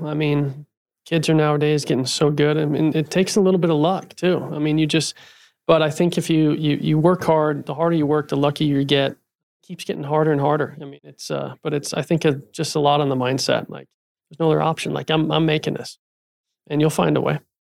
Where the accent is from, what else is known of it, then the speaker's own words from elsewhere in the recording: Utah, United States; also born or lived in Arizona; now in Scottsdale, United States; I was born in Utah and grew up playing junior golf with Tony